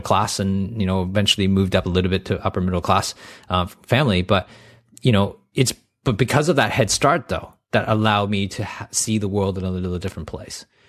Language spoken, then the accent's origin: English; Canada; I grew up in Canada